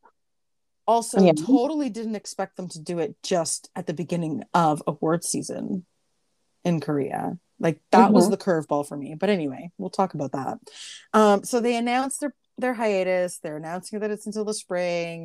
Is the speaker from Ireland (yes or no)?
no; Greece; moved away; growing up in Greece, because our military service is mandatory for men there too